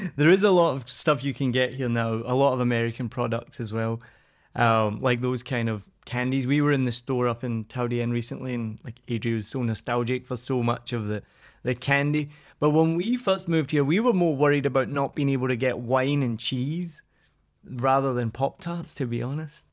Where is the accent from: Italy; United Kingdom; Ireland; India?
United Kingdom; Scotland; I'm Scottish